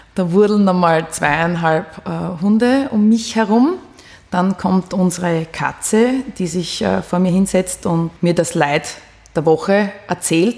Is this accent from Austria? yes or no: yes; Austria; als Österreicherin